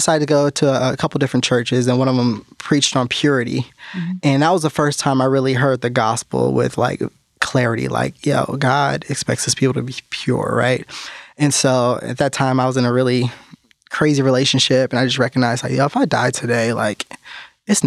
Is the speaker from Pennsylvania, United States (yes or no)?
no; California, United States; moved away as an adult; now in North Carolina, United States; I was born and raised in California, and I didn't even get out here until about 5 years ago to North Carolina